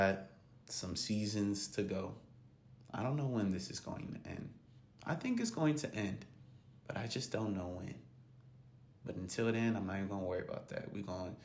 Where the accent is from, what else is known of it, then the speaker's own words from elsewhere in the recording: Gahanna, Ohio, United States; Gahanna, Lincoln, Lions, football team, high school, hey, my alma mater, my hometown, just a kid from Gahanna